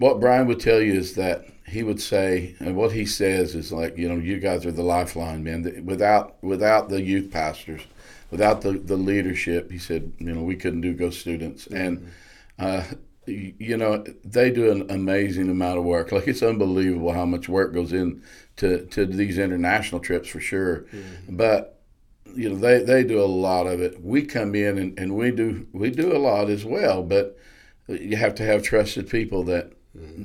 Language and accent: English; Blanchard, Oklahoma, United States; I grew up in Blanchard, Oklahoma